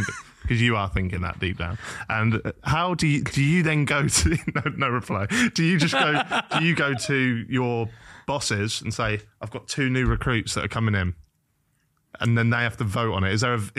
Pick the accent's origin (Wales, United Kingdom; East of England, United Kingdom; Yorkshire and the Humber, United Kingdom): East of England, United Kingdom; Norwich; Like I'm from Norwich.